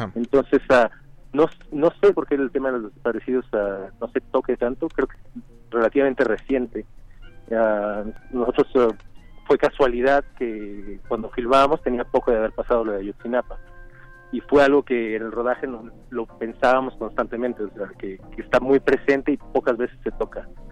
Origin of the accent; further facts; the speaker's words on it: San Luis Potosí, Mexico; yo nací en San Luis Potosí y entonces ah, tengo un apego particular con esa región.